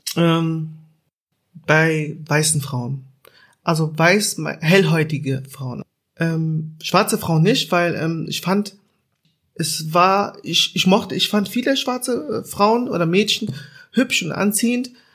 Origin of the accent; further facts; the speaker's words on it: Germany; ich bin in Deutschland aufgewachsen